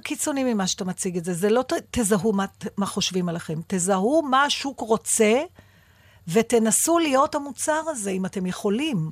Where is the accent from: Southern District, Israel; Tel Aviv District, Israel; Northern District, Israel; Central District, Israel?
Tel Aviv District, Israel; Givatayim; בילדותי, בשנות ה-60 וה-70 בגבעתיים